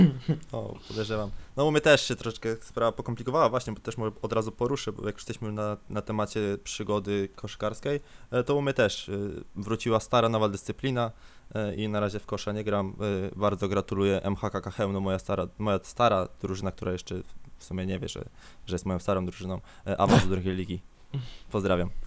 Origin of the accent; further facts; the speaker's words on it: Grudziądz, Kuyavian-Pomeranian Voivodeship, Poland; jestem z Grudziądza